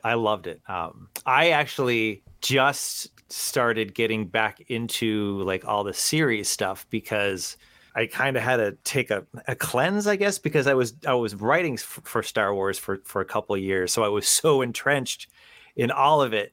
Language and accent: English; just outside of Boston, Massachusetts, United States; accent: wicked thick accent; I grew up just outside of Boston. You know, wicked thick accent where we drop a Oz